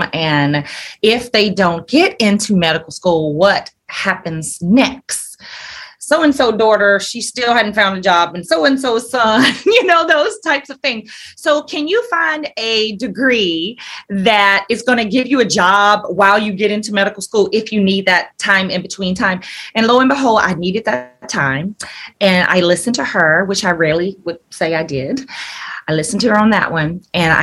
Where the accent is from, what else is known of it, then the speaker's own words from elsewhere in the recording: Alabama, United States; moved away as an adult; also born or lived in Atlanta; I'm from Alabama. And grew up there